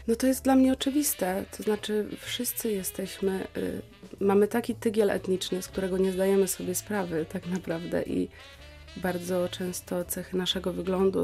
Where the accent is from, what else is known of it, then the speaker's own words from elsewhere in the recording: Słupsk, Pomeranian Voivodeship, Poland; moved away as an adult; also born or lived in Elbląg; now in Wrocław, Poland; Urodziłam się w Elblągu. Moim miastem rodzinnym jest Słupsk, w którym spędziłam 18 lat życia, mieszkając z rodzicami